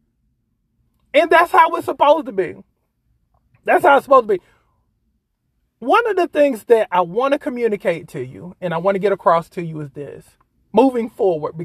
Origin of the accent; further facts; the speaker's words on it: South Carolina, United States; It's in my home state